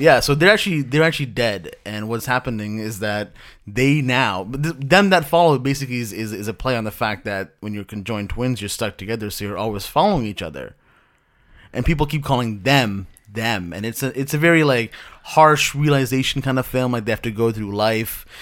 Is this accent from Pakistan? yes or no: yes; Pakistan; moved away; I'm from Pakistan originally